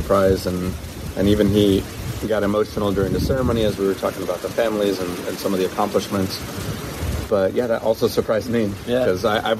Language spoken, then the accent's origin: English; United States; moved away as an adult; now in United Kingdom; us as American airmen